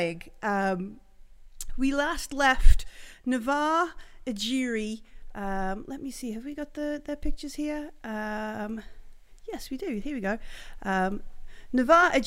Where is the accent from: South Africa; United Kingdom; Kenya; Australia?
United Kingdom; England; We're English